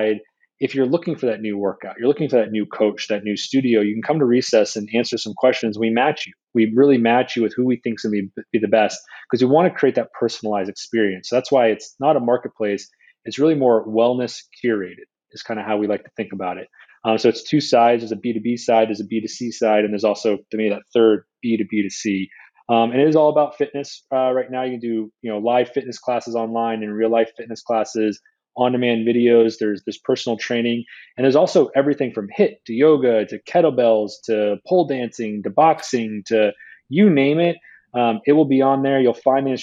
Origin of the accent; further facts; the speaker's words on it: Northeast, United States; moved away as an adult; also born or lived in West Coast; I'm from the Northeast